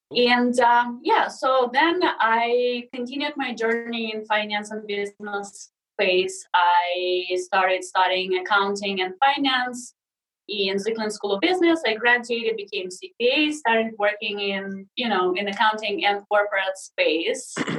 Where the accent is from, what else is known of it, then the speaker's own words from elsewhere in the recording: Siberia, Russia; English is a second language; moved away as an adult; also born or lived in Sakhalin Island, Russia; now in United States; I was six years old when we moved back to Siberia to my dad's family